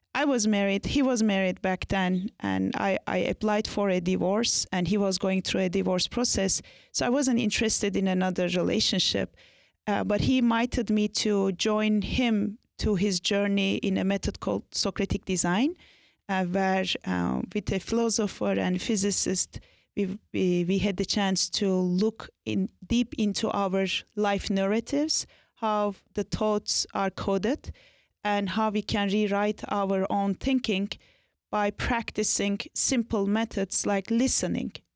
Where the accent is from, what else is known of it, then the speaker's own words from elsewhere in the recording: Anatolia, Turkey; I was born and raised in Turkey, in Anatolia.